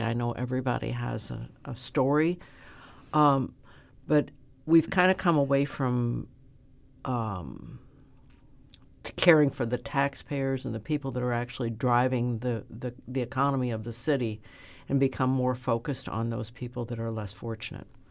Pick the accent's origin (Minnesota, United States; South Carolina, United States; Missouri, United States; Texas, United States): Missouri, United States; St. Louis; I'm a lifelong citizen of the city of Saint Louis. I grew up in South Saint Louis in the fourteenth Ward